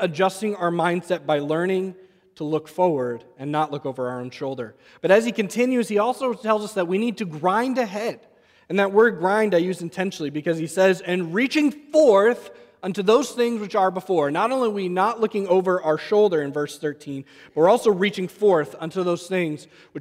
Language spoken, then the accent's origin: English; New England, United States; growing up in New England